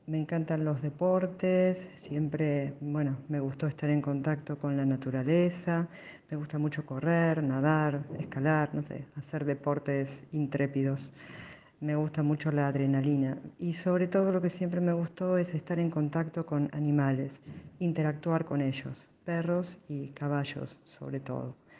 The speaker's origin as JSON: {"language": "Spanish", "region": "Buenos Aires", "country": "Argentina", "tie": "born or raised there", "said": "nací en Capital Federal"}